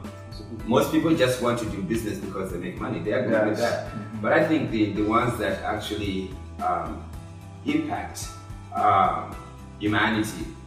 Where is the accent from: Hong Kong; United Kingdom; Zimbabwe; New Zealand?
Zimbabwe; moved away as an adult; now in Austin, United States; I'm an immigrant, I'm a foreign person, I was born in Zimbabwe